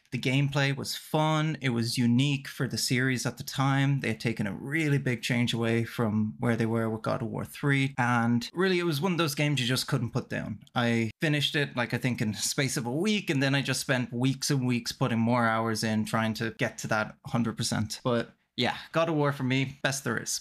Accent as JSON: {"language": "English", "country": "Ireland", "moved": "yes", "lives_now": "Canada", "said": "I'm Irish, but living in Canada"}